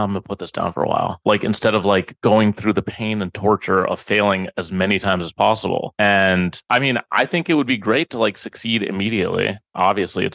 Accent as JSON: {"language": "English", "town": "Minneapolis", "region": "Minnesota", "country": "United States", "moved": "yes", "lives_now": "New York, United States", "said": "I am from Minneapolis."}